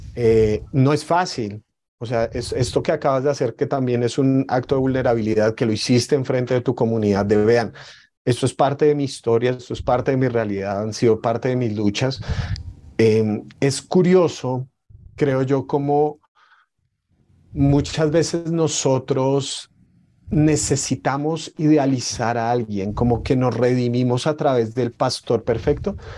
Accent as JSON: {"language": "Spanish", "country": "Colombia", "said": "ser colombianos. Probablemente nunca hemos empuñado un arma, pero la cultura de la violencia está dentro de nosotros"}